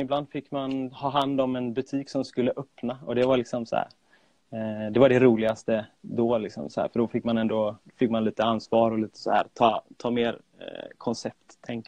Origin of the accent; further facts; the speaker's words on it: Gothenburg, Västra Götaland, Sweden; jag är född och uppvuxen i Göteborg